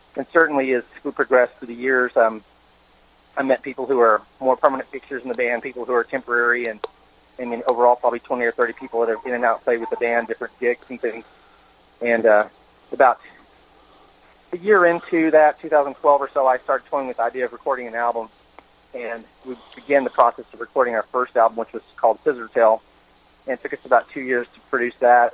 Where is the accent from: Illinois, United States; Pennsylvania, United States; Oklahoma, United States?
Oklahoma, United States; Tahlequah; moved to my hometown, Tahlequah